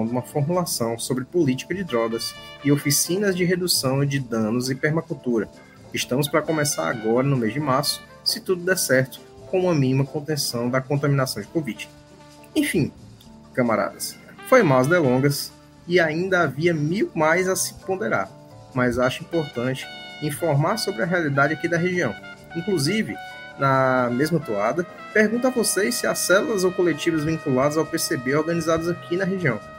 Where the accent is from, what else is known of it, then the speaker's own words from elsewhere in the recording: Juazeiro do Norte, Ceará, Brazil; also born or lived in João Pessoa; Sou natural de Juazeiro do Cariri e regressei de João Pessoa para cá nesse período pandêmico.